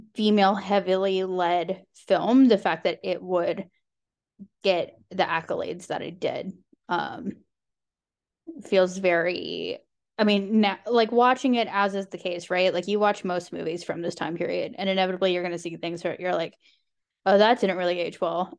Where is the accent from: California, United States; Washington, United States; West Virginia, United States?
West Virginia, United States; my home state